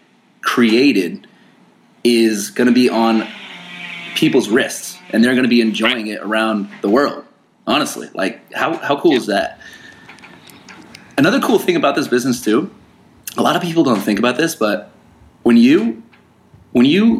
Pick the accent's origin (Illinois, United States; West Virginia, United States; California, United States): California, United States; San Diego; I was born in San Diego, California